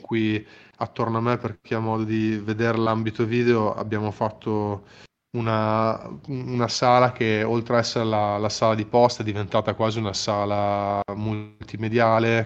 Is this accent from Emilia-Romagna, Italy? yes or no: yes; Emilia-Romagna, Italy; da italiano e ancora prima di italiano da romagnolo